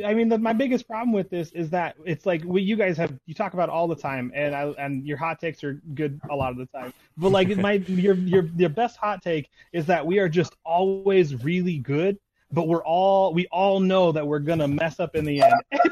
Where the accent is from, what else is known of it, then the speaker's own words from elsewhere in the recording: Illinois, United States; now in Michigan, United States; I grew up in Illinois, moved out to Michigan. I'm a man in purple in a sea of blue.